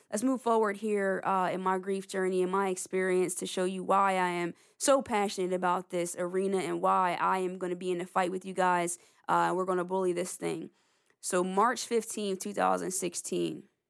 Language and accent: English; Lawnside, New Jersey, United States; I'm from the Lonside, New Jersey area